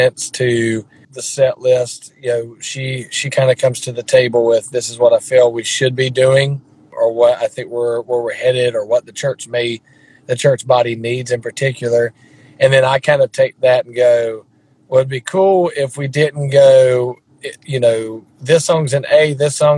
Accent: South Carolina, United States; I grew up here in South Carolina, and my dad's a pastor

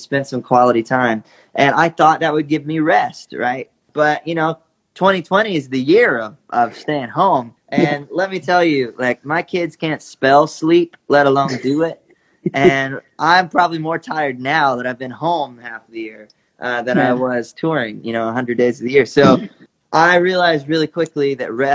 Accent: Georgia, United States; an 8-year-old kid growing up in Georgia

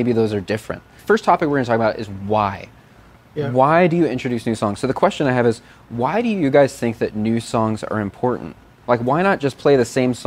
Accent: Chicago, Illinois, United States; Chicago, my hometown

